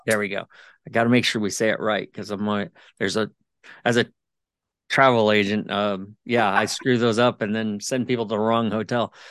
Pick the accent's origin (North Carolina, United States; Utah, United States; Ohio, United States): Ohio, United States; I'm from Ohio, and we don't see the sun until probably May